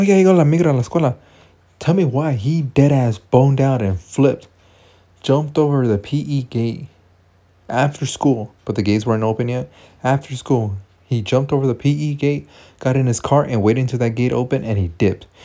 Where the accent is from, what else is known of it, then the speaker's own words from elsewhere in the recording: United States; we're born from the United States